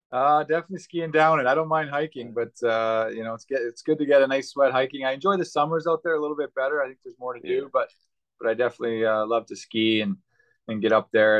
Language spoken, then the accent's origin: English; Yorkton, Saskatchewan, Canada; Yorkton, Saskatchewan, where I grew up